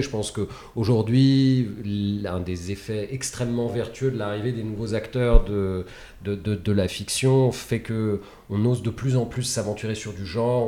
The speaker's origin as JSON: {"language": "French", "country": "France", "said": "on est français"}